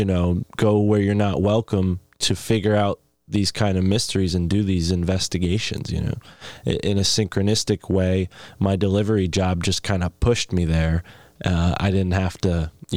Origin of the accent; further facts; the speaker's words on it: New England, United States; growing up in New England